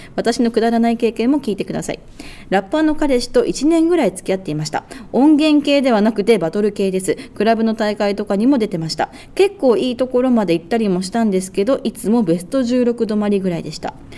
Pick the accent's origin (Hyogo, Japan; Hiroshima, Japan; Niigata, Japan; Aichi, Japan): Hiroshima, Japan; 私の地元の広島